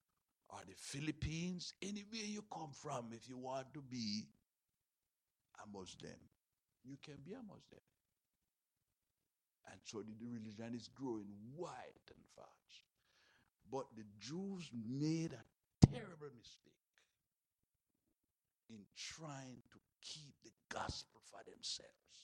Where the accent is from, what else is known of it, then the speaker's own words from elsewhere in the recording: Jamaica; I'm a Jamaican